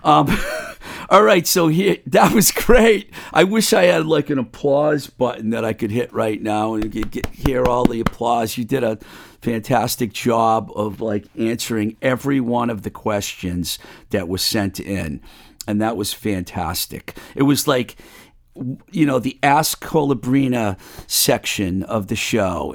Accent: Webster, Massachusetts, United States; my hometown of uh, Webster, Mass

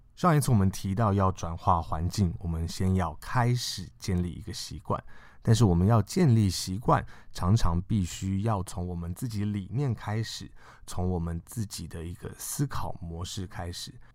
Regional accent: China; 我们中国人

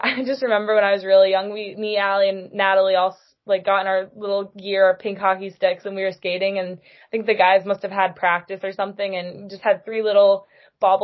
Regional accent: Bangor, Maine, United States; also born or lived in New York; I was originally born in New York, and then I moved to Maine when I was 5

